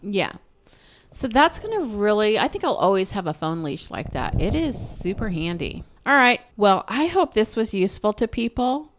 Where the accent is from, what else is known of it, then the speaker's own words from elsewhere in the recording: Pacific Northwest, United States; we're from the Pacific Northwest